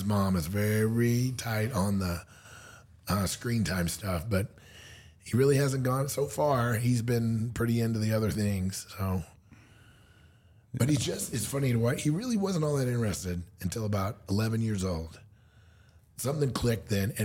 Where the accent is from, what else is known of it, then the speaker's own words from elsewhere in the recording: Missouri, United States; moved away; also born or lived in Springfield, Missouri / Columbia, Missouri; I'm from Missouri. I lived in Missouri my whole life